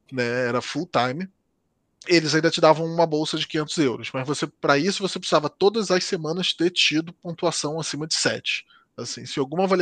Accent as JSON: {"language": "Portuguese", "region": "Southeast", "country": "Brazil", "lives_now": "Portugal", "said": "porque no Brasil nós não, não teríamos nos conhecido de forma nenhuma, porque ela é do Nordeste e eu sou do Sudeste."}